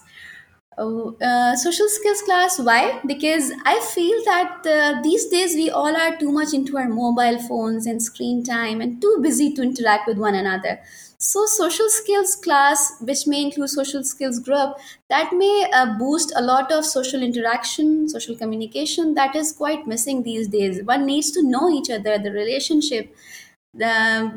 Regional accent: Lahore, Punjab, Pakistan; moved away as an adult; now in Karachi, Pakistan; I was born in Karachi and I was only 6 months old when my father got transferred to Lahore and we shifted there. And then I spent whole of my life in Lahore.

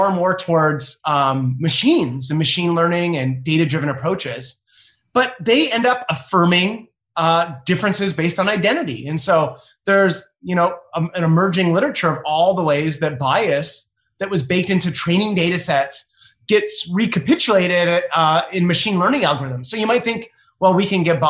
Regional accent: Canada; also born or lived in Ohio; I'm Canadian

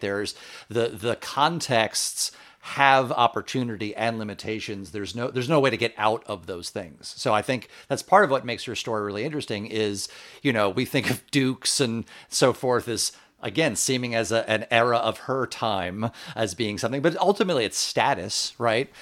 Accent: Long Island, New York, United States; I grew up on Long Island, um, uh, not far from Centerport, where the Vanderbilt Museum is.

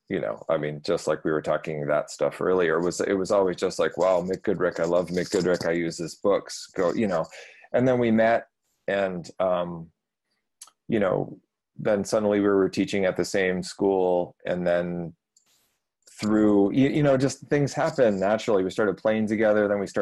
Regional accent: Michigan, United States; moved away as an adult; also born or lived in Texas / Paris, France; I grew up in Michigan

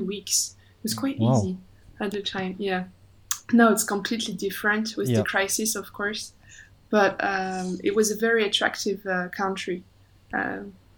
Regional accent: France; accent: French; English is a second language; moved away as an adult; now in Hong Kong; So I'm French, as you can hear from my accent.

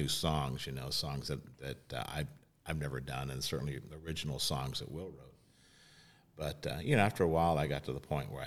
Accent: D.C., District of Columbia, United States; moved away; I grew up in the East Coast. I grew up outside of Washington, D.C.

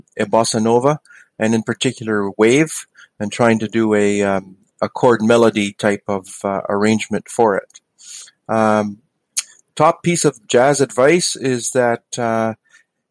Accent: London, Ontario, Canada; I'm from London, Ontario, Canada

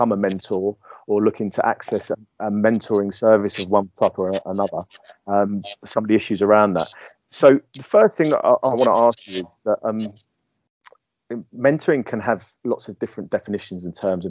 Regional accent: Essex, East of England, United Kingdom; accent: Essex; It's my Essex accent

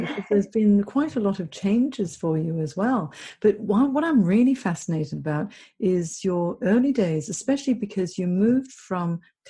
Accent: Hong Kong; I'm half Chinese. I'm from Hong Kong, so I've got that Asian culture as well

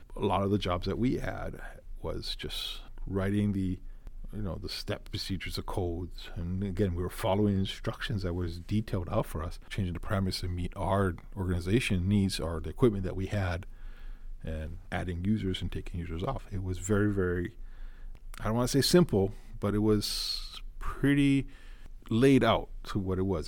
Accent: Honolulu, Hawaii, United States; I am born and raised in Hawaii, so I do have that background here, local boy. Grew up in Honolulu.

